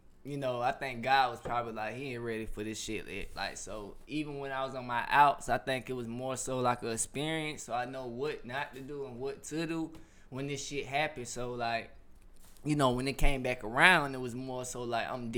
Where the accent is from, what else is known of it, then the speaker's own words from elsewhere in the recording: Atlanta, Georgia, United States; also born or lived in South Carolina; I'm from Atlanta. I went to school in South Carolina